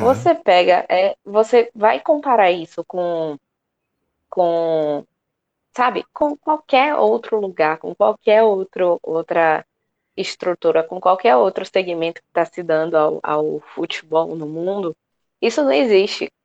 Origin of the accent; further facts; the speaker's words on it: Salvador, Bahia, Brazil; E eu sou do bairro da Ribeira, eu morava a, sei lá, três quadras, três casas da, da sede náutica